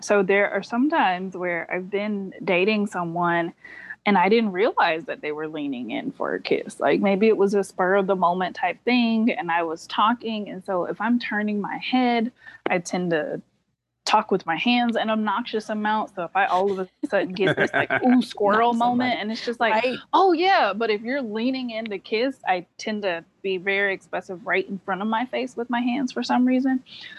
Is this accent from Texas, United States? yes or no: no; North Carolina, United States; There are some benefits in the South. So I'm from